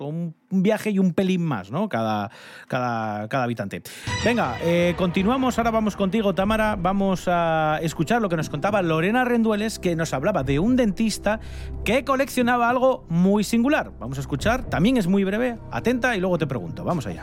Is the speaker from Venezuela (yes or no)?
no; Asturias, Spain; cuántos viajes hacemos los asturianos